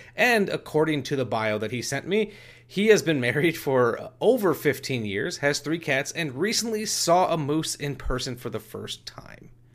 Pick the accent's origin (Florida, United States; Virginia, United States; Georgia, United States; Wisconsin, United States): Wisconsin, United States; I was born and raised in Wisconsin